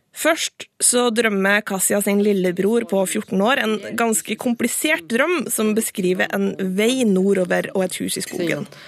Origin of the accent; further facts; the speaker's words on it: Susendal, Nordland, Norway; accent: Susendal dialect; han gjenkjenner dialekten min som susendalsdialekt